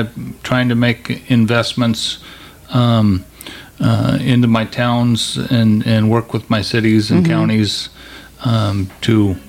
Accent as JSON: {"language": "English", "town": "Aberdeen", "region": "Washington", "country": "United States", "tie": "born or raised there", "said": "I grew up in Aberdeen of the 60s and 70s."}